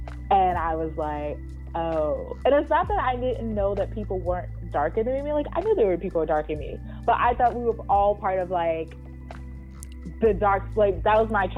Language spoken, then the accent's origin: English; Boston, Massachusetts, United States; growing up in Boston and having people, oh, you're pretty for a dark skinned girl.